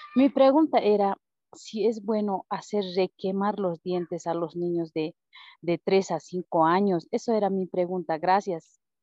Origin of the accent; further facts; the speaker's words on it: La Paz, Bolivia; Soy de La Paz, pero estoy en provincia cerca de Limán